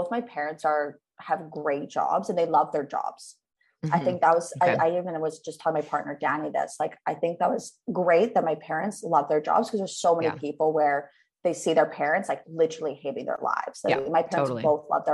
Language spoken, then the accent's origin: English; Saskatoon, Saskatchewan, Canada; moved away; I'm from Saskatoon, Saskatchewan, Canada.